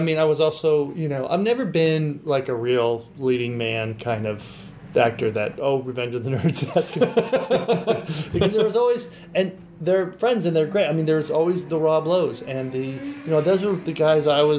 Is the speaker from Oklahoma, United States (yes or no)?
no; Santa Barbara, California, United States; I grew up in Santa Barbara, and it was like, you know, those guys, it was like, as long as they could have a job cleaning pools and able to surf, then life was set.